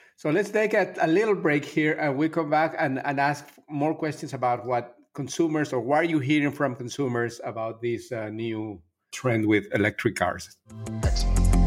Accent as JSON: {"language": "English", "town": "Miami", "region": "Florida", "country": "United States", "tie": "born or raised there", "said": "a company that is based in Miami, in my hometown"}